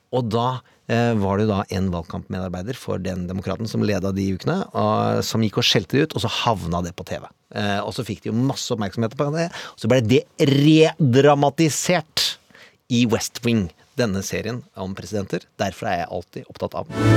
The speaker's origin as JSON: {"language": "Norwegian", "town": "Mysen", "region": "Østfold", "country": "Norway", "tie": "born or raised there", "said": "Jeg vokste opp i Mysen"}